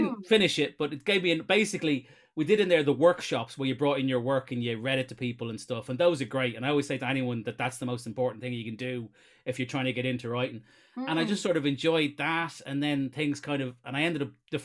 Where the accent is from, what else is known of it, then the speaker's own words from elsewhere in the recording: Ireland; I am obviously Irish